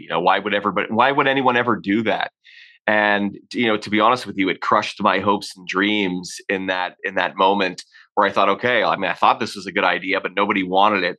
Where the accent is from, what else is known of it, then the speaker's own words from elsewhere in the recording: Hamilton, Ontario, Canada; moved away as an adult; also born or lived in Orlando, Florida; now in Calgary, Canada; kid growing up in Ontario, you typically don't head west of Ontario. You know, I'd never left uh, the province